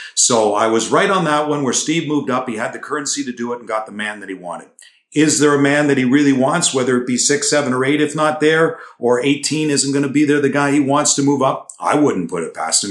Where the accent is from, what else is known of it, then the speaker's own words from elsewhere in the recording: Toronto, Ontario, Canada; moved away; I'm from Toronto